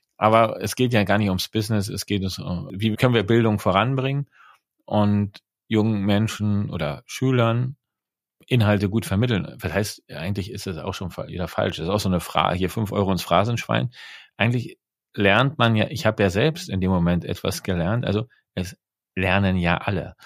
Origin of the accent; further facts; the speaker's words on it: East Germany, Germany; ich bin in der DDR groß geworden